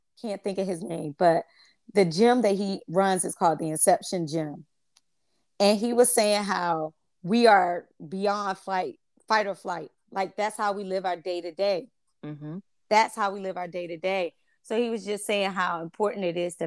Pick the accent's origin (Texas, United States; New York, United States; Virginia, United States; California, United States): Virginia, United States; Chesapeake; where we grew up in Foundation Park in Chesapeake. We grew up in the projects